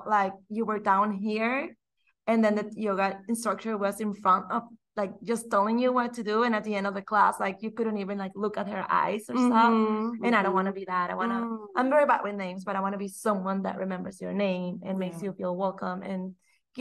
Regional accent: Mexico; English is a second language; moved away as an adult; now in Austin, United States; born and raised in Mexico

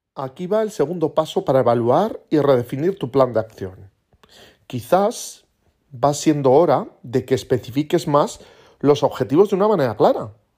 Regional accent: Aragon, Spain; como buen aragonés

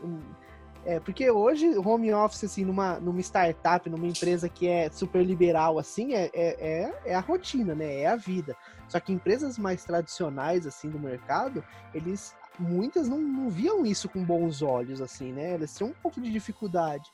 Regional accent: Campinas, São Paulo, Brazil; Como eu sou aqui de Campinas

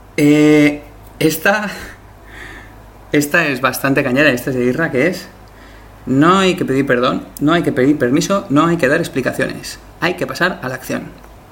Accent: Spain; yo soy español

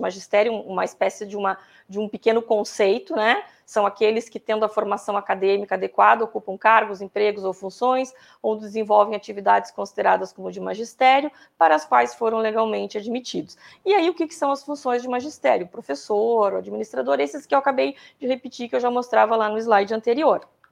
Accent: Pelotas, Rio Grande do Sul, Brazil; eu sou de Pelotas

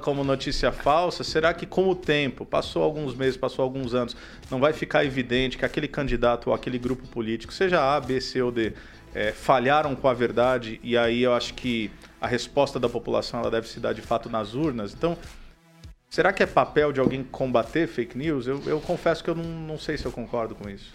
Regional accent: São Paulo, Brazil; moved away; sou do estado de São Paulo, então lá a gente tinha FEBEM

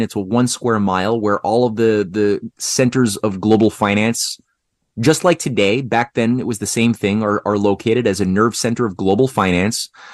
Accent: Canada; I'm a Canadian

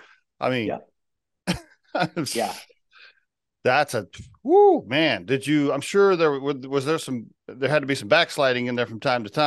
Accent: Oklahoma, United States; I grew up in Oklahoma, and I'm not much younger than you.

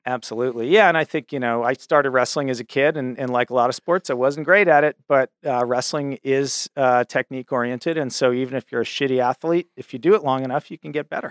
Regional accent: Cambridge, Massachusetts, United States; I grew up in Cambridge, Massachusetts, which is, you know, the home of Harvard University

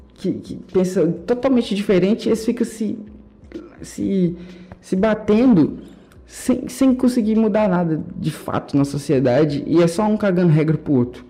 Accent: Brazil; Eu gosto de ser brasileiro, eu tenho orgulho

